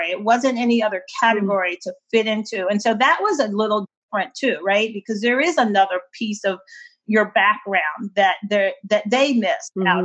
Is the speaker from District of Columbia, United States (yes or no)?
yes; Washington, District of Columbia, United States; is in this area growing up in the Washington D.C. area, um, there's not a lot of a Portuguese uh, influence or culture